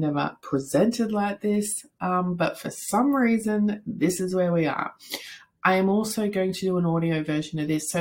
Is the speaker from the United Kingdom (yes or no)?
no; Australia; I am from Australia